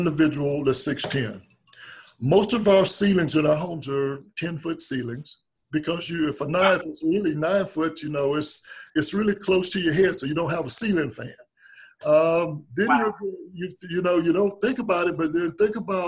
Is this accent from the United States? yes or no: yes; South Georgia, United States; I'm from South Georgia. Grandparents raised me.